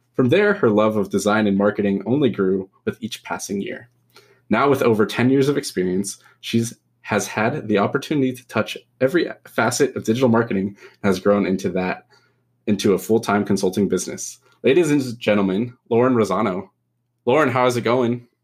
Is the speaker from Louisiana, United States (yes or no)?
no; Pleasanton, California, United States; now in Livermore, United States; in the Bay? Because that's where I'm from and grew up.